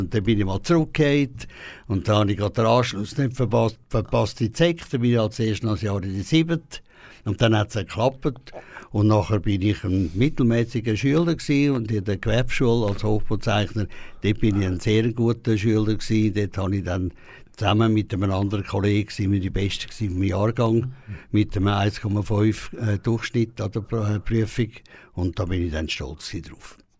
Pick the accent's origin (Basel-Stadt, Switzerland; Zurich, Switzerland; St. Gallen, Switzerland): Zurich, Switzerland; Küsnacht; born or raised there; accent: Zurich dialect (Lake Zurich); also born or lived in Peru